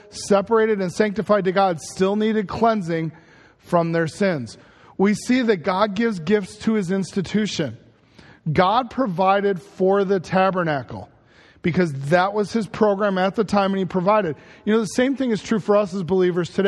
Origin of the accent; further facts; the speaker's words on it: Chicago, Illinois, United States; I loved growing up in Chicago